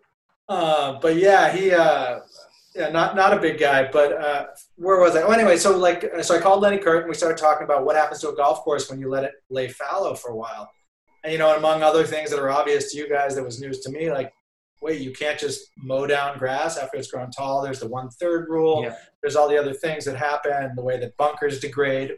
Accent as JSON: {"language": "English", "town": "Brookline", "region": "Massachusetts", "country": "United States", "tie": "born or raised there", "also_born_or_lived": "Somerville, Massachusetts", "said": "I was born in Somerville and grew up. Went to Brookline High"}